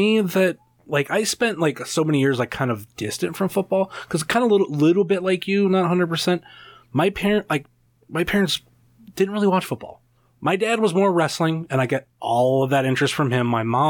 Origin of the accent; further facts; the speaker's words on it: Northeast Ohio, United States; I'm from Northeast Ohio. This is my home team.